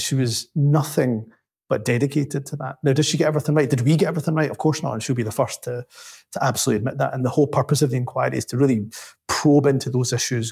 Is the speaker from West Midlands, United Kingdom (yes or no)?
no; Glasgow, Scotland, United Kingdom; also born or lived in Dundee; I went from Glasgow to Dundee